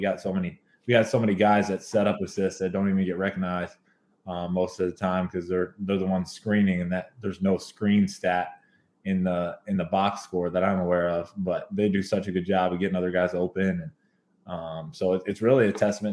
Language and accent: English; Kentucky, United States; I'm from Kentucky